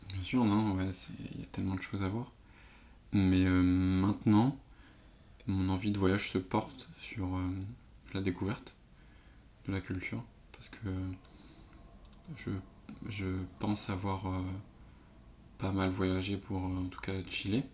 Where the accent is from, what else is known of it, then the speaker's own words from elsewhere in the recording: Paris suburbs, Île-de-France, France; je suis de banlieue parisienne